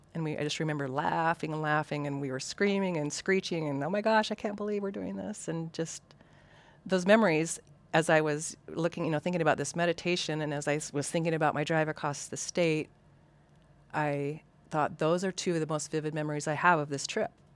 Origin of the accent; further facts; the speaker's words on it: Western Washington, United States; moved away; also born or lived in Coeur d'Alene, Idaho; Coeur d'Alene has, was my home for twenty years, but I grew up in Western Washington